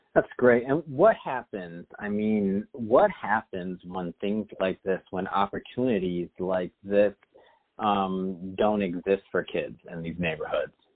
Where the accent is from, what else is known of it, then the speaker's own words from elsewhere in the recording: Michigan, United States; now in Los Angeles, United States; I'm from Michigan originally